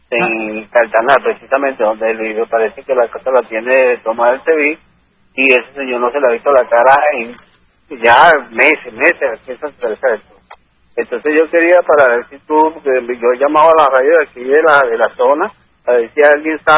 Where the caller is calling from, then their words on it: Santa Teresa, Miranda, Venezuela; Soy el de de Santa Teresa. Estoy eh, del municipio de Independencia.